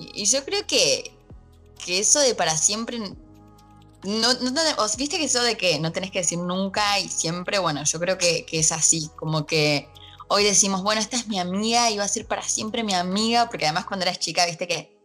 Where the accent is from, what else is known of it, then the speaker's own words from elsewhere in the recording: Argentina; acá en Argentina, de donde soy